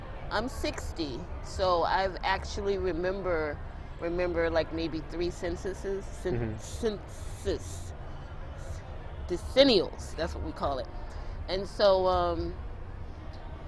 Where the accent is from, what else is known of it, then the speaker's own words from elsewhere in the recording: Washington, District of Columbia, United States; now in Orangeburg, United States; I'm actually from Washington, D.C.